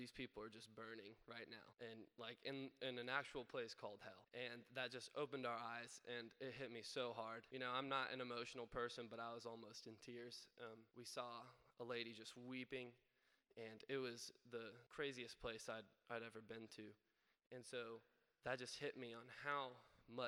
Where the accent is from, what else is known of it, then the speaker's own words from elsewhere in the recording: Orlando, Florida, United States; moved away as an adult; I'm a freshman from Orlando